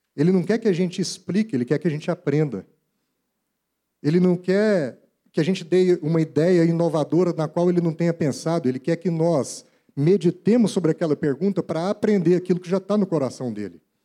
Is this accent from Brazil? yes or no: yes; Brazil; Como brasileiros